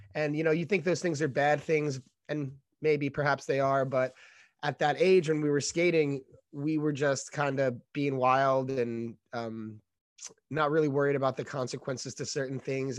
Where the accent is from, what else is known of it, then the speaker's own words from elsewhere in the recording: New York City, New York, United States; moved away as an adult; also born or lived in Brooklyn, New York / California; I grew up in Staten Island